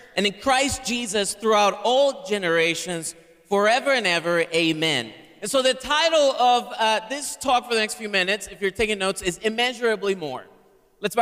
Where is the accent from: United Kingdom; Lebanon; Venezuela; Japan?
Venezuela; Caracas, Capital District; English is a second language; now in United States; I'm from Caracas, Venezuela, originally, which is in the northern tip of South America. I've been in the U.S. for 23 years.